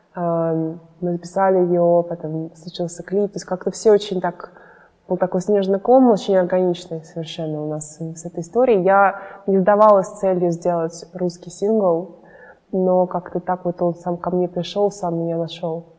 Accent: Moscow, Russia; now in United States; росла я в Москве, мои родители здесь

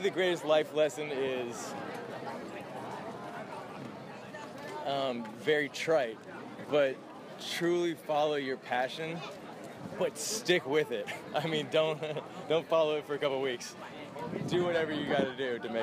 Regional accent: South Carolina, United States; now in Los Angeles, United States; I'm originally from South Carolina.

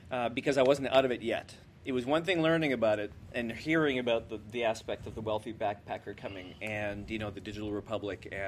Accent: New Brunswick, Canada; Wade and I come from New Brunswick, where we remember, you know, mom being home to cook

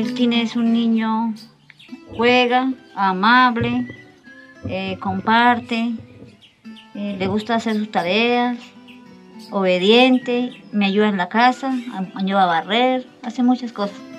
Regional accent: Bucaramanga, Santander, Colombia; moved away as an adult; now in Charalá, Colombia; Yo soy de Bucaramanga, vivo en Charolá ya hace 15 años.

